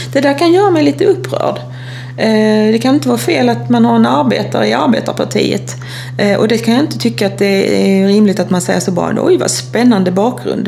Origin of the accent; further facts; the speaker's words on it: Kristianstad, Skåne, Sweden; jag är ju från Kristianstad och där spelar vi ju handboll